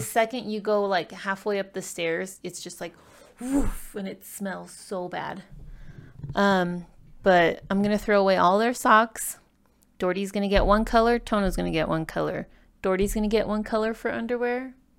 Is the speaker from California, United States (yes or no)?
yes; California, United States; also born or lived in Ecuador (parents); now in Utah, United States; I was born in California